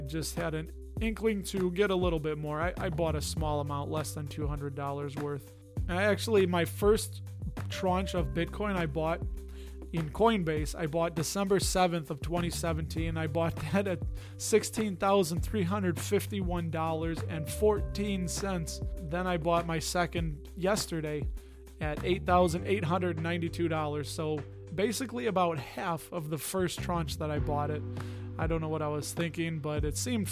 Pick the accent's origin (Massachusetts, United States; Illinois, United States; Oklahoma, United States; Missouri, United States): Illinois, United States; Berwyn; I was born in Berwyn, Illinois, which is about 9 miles west of the city of Chicago